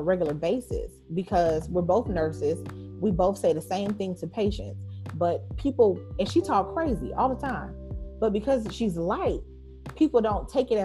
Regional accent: Los Angeles, California, United States; I grew up in South Central

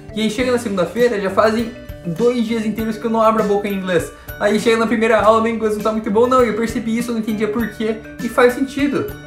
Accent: Curitiba, Paraná, Brazil; moved away as an adult; now in United States; Eu estudava no Colégio Internacional de Curitiba, tinha uma bolsa por lá, estudei lá por 4 anos

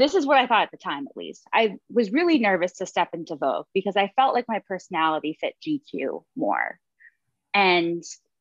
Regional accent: outside of Boston, Massachusetts, United States; also born or lived in Manhattan, New York; now in New York City, United States; I grew up outside of Boston

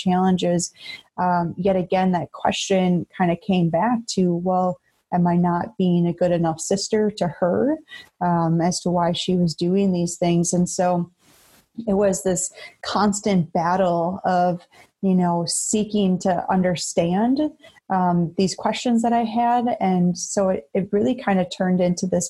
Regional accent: Beaver Dam, Wisconsin, United States; I come from a small rural town in Wisconsin. I was born and raised in Beaver Dam.

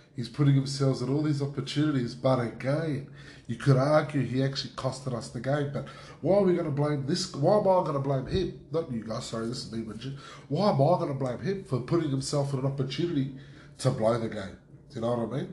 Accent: Australia

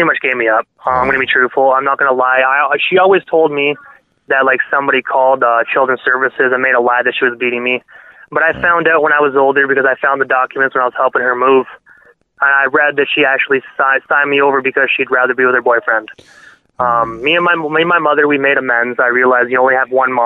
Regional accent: Brockville, Ontario, Canada; moved away as an adult; now in Prescott, Canada; it's my hometown, right? So it's where I was born

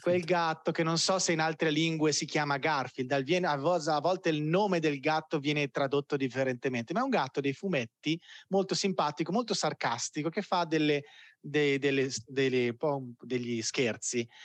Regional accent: Italy; moved away as an adult; now in Belo Horizonte, Brazil; Io ho bisogno di conterranei qua a Bell'Orizzonte

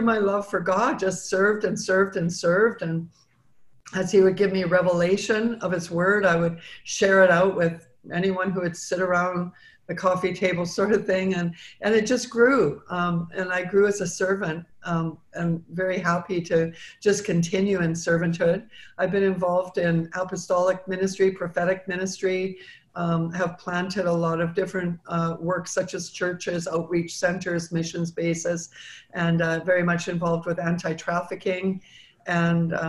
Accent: Vancouver, British Columbia, Canada; moved away as an adult; now in United States; I was born and raised in Vancouver, Canada

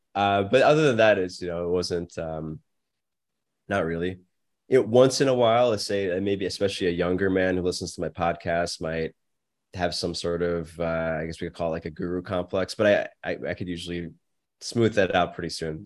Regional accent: United States; I'm very grateful I was born in America.

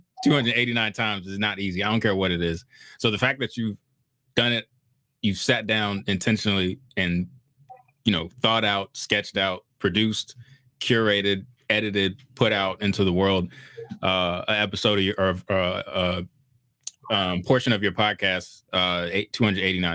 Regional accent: Woodbridge, Virginia, United States; I was born in Woodbridge, Virginia, which is in the DMV

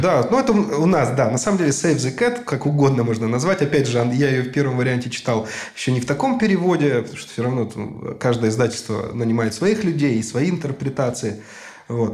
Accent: Novosibirsk, Novosibirsk Oblast, Russia; Я был хедрайтером вот новосибирской команды, собственно, откуда я родом

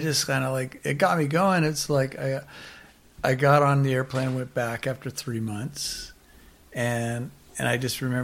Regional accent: United States; moved away as an adult; also born or lived in Santa Barbara, California; now in Byron Bay, Australia; I'm just from America

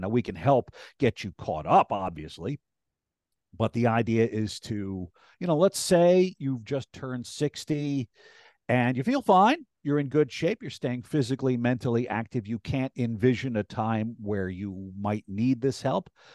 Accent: Rhinebeck, New York, United States; also born or lived in Clinton Corners / Hyde Park / Tivoli / New Paltz; I grew up in Rhinebeck, uh, born at Northern Dutchess Hospital

